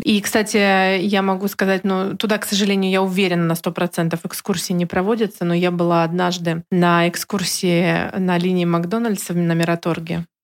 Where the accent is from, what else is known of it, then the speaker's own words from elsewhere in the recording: Kaliningrad, Kaliningrad Oblast, Russia; я коренной житель Калининграда